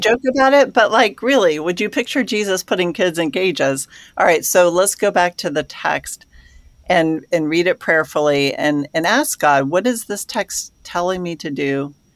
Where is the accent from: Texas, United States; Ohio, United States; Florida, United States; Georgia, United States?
Georgia, United States; I grew up in Georgia